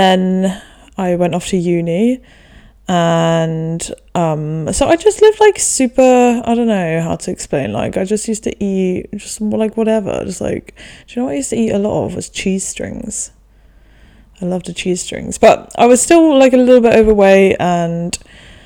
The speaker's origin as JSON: {"language": "English", "country": "Denmark", "tie": "born or raised there", "also_born_or_lived": "England", "said": "me and the 2 closest in age to me, we grew up in Denmark"}